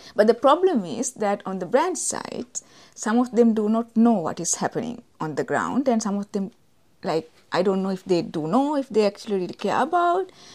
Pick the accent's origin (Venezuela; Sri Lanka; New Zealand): Sri Lanka; I'm from Sri Lanka